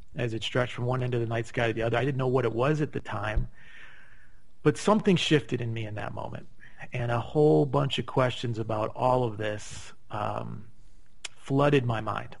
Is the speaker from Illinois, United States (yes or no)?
yes; Chicago, Illinois, United States; moved away as an adult; now in Scottsdale, United States; I grew up in Chicago.